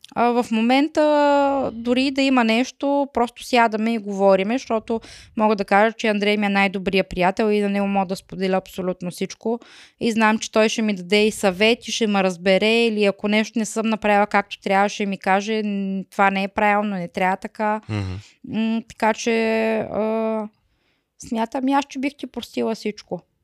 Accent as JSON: {"language": "Bulgarian", "country": "Bulgaria", "moved": "as an adult", "lives_now": "Germany", "said": "Трябва да си ходим в България пак"}